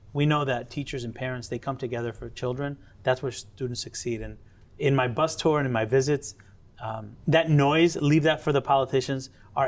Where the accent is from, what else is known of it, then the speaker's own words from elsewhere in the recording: Connecticut, United States; born there; I'm as American as apple pie and rice and beans. I was born in Connecticut.